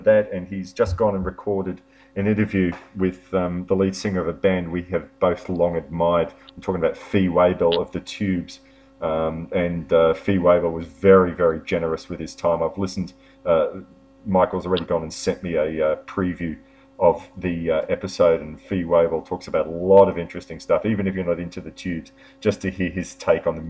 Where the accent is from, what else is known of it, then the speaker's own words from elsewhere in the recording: Melbourne, Victoria, Australia; my hometown, or our hometown of Melbourne.